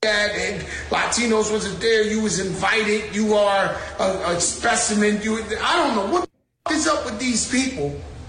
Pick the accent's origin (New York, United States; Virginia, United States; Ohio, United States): New York, United States; New York City; We're from the Bronx, New York.